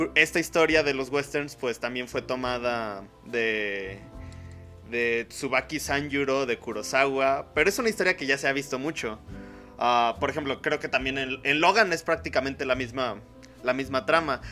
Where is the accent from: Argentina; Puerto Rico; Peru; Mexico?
Mexico; Mora y yo pues somos de aquí de México